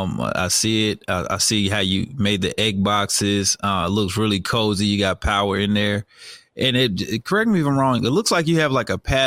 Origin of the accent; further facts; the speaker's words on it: New Jersey, United States; now in Douglasville, Georgia, United States; I'm actually from New Jersey